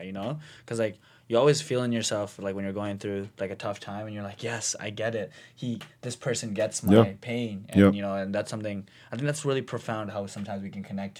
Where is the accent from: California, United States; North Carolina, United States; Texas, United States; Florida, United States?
California, United States; Compton; I'm from Compton.